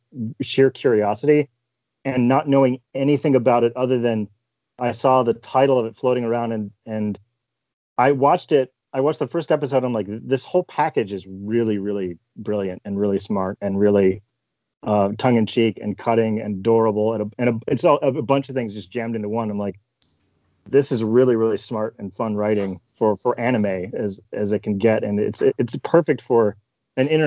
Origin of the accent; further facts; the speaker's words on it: Ohio, United States; I grew up in Ohio.